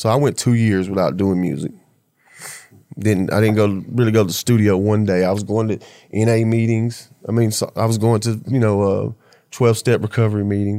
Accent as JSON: {"language": "English", "region": "the South", "country": "United States", "said": "Yeah, I'm from the South, man."}